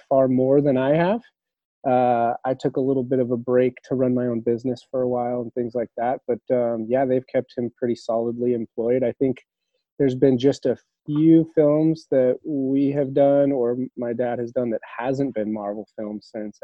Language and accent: English; Los Angeles, California, United States; I was born and raised in Hollywood, pretty much. I mean, Tarzana, California, which is just in the valley there.